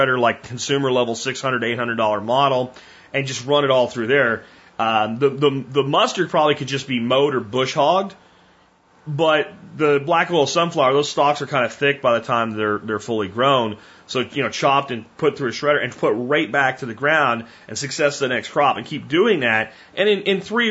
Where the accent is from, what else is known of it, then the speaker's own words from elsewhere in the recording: Pennsylvania, United States; growing up in Pennsylvania, running the woods all the time as a teenager